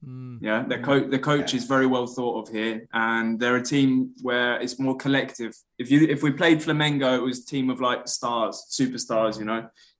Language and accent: English; Hastings, South East England, United Kingdom; moved away as an adult; now in Brazil; I'm from Hastings